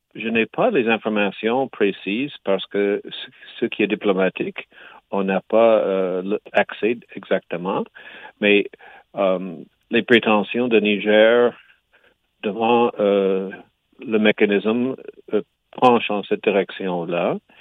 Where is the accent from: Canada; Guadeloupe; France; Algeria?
Canada; Quebec; je suis canadien, québécois